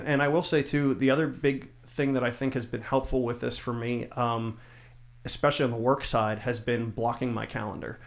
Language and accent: English; South Central Pennsylvania, United States; I grew up in South Central Pennsylvania